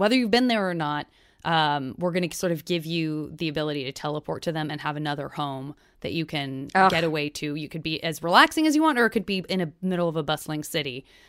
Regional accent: Arizona, United States; born or raised there

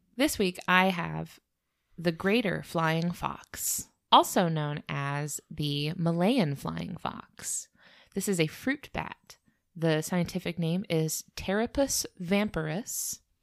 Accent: United States; we're from America

